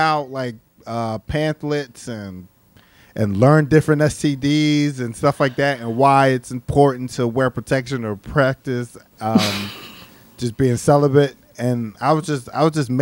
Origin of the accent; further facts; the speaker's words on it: Philadelphia, Pennsylvania, United States; moved away; I'm originally from Philadelphia